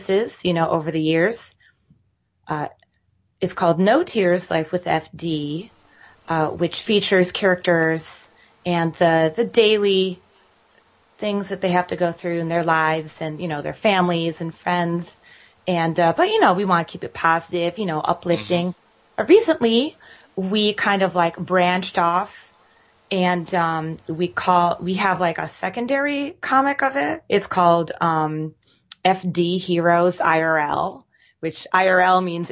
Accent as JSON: {"language": "English", "region": "Michigan", "country": "United States", "moved": "as an adult", "lives_now": "Brooklyn, United States", "said": "I'm originally from Michigan. And I moved here to Brooklyn in 2010"}